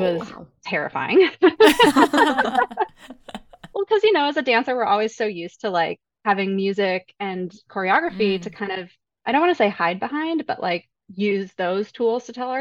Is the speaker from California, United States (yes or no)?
no; Denver, Colorado, United States; moved away as an adult; also born or lived in New York; I grew up in South Suburban Denver, dancing competitively in that area